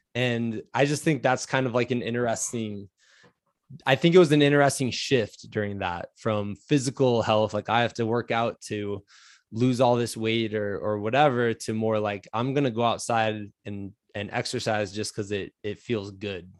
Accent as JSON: {"language": "English", "region": "Iowa", "country": "United States", "tie": "born or raised there", "said": "growing up in Iowa"}